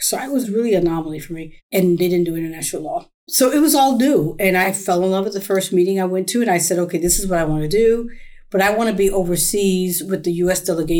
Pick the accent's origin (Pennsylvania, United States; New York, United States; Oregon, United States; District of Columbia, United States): New York, United States; New York City; moved away; also born or lived in Washington, D.C.; growing up in the South Bronx